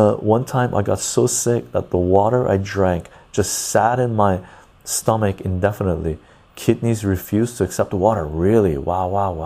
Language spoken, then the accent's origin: English; Iran; moved away; I was born in Iran